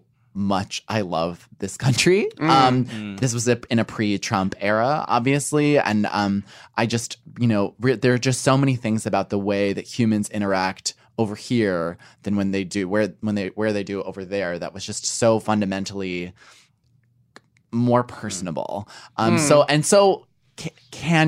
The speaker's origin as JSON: {"language": "English", "region": "New York", "country": "United States", "also_born_or_lived": "London", "said": "I'm very proud to be a New Yorker"}